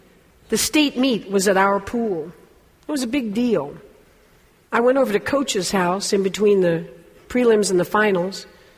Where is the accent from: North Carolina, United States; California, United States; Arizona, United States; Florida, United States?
Florida, United States; Fort Lauderdale; thousands of Cubans flooded into my hometown, Fort Lauderdale, Florida.